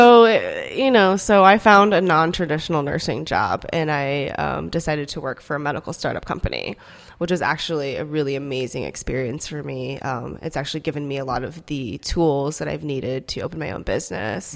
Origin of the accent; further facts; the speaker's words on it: Minnesota and Iowa, Midwest, United States; first language Korean; English is a second language; moved away as an adult; also born or lived in South Korea / Dallas, Texas; now in Indianapolis, United States; I grew up in Minnesota and Iowa. Um, actually, I moved to the U S when I was four years old. and from South Korea.